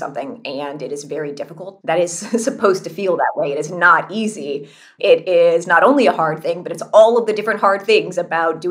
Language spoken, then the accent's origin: English; California, United States; I grew up in California.